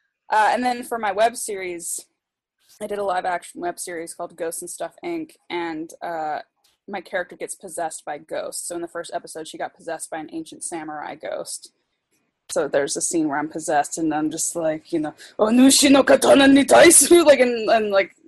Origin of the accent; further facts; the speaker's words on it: Germany; born there; so I was born in Germany, so I can, like, speak conversational German.